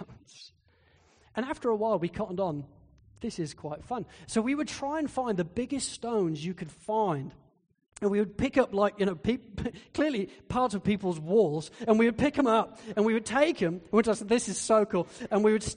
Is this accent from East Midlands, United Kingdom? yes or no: yes; Spalding, East Midlands, United Kingdom; moved away; Spalding in Lincolnshire in England, which is where I grew up.